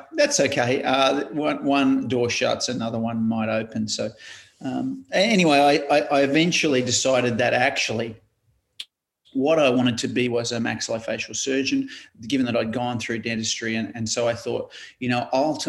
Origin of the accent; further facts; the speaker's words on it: Queensland, Australia; moved away as an adult; now in Wollongong, Australia; growing up in Queensland, I went to UQ in at St. Lucia in Brisbane